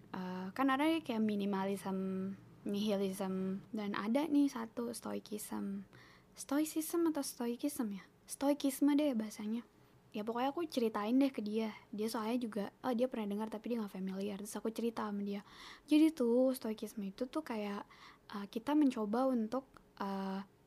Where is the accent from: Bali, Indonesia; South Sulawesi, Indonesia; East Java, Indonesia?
South Sulawesi, Indonesia; Toraja or Enrekang; bahasa Toraja apa bahasa Enrekang ya pokoknya bahasa bahasa rumah aku lah bahasa kampung aku